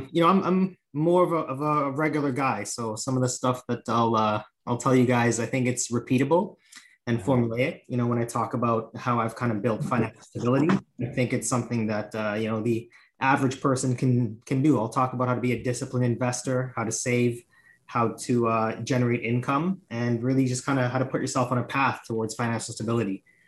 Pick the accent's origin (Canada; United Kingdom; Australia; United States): Canada; also born or lived in Trinidad; I'm from Trinidad. I was born there, but I've been raised in Canada most of my life. So probably been here since about 1990.